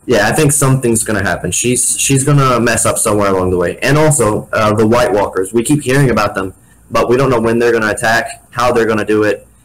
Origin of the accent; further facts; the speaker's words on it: Missouri, United States; I'm the kid from Missouri